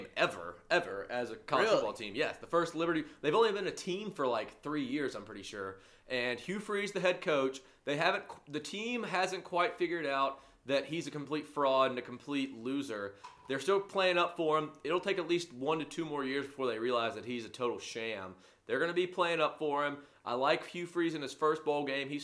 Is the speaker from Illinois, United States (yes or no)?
no; Alabama, United States; this is in my home state